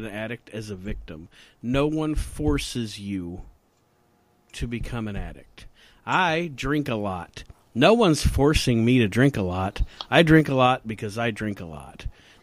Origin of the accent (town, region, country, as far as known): Ohio, United States